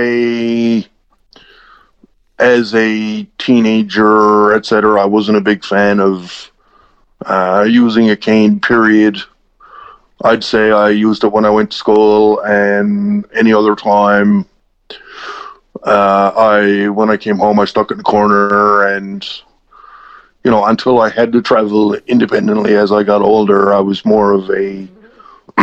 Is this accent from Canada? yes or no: yes; Newfoundland and Labrador, Canada; accent: East Coast; also born or lived in Halifax; I grew up here in Newfoundland